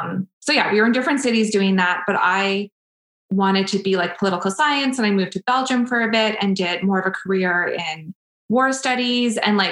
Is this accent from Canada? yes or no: yes; Prince George, British Columbia, Canada; moved away as an adult; now in Edmonton, Canada; I came to Edmonton. So I moved from Prince George to Edmonton for university.